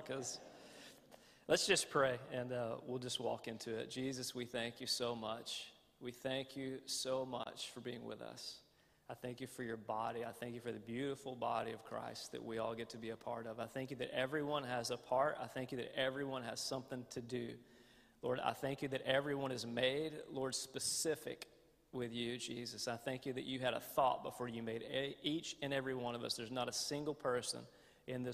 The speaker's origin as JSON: {"language": "English", "region": "the American South", "country": "United States", "accent": "southern", "said": "the more tired I get, the more my southern accent gets more accented"}